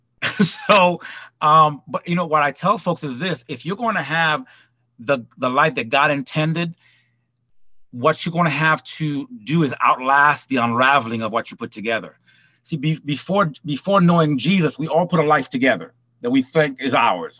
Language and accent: English; Port-au-Prince, Ouest, Haiti; also born or lived in California / Hollywood; now in Atlanta, United States; I'm originally from Port-au-Prince, Haiti.